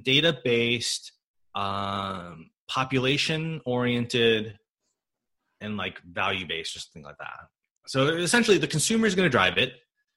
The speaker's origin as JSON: {"language": "English", "region": "Michigan", "country": "United States", "tie": "born there", "said": "I was born in Michigan. Okay. Born in Midwest. Yeah. I'm a Gen 1, I think they call it, American."}